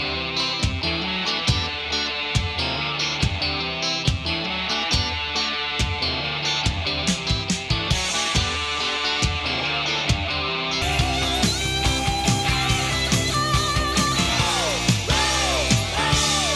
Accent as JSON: {"language": "English", "town": "Cleveland", "region": "Ohio", "country": "United States", "tie": "born or raised there", "moved": "yes", "said": "I grew up in Cleveland"}